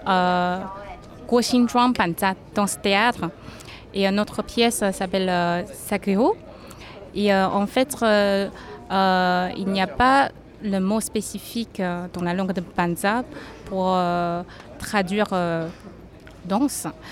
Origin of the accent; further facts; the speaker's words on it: Taiwan; on vient de Taïwan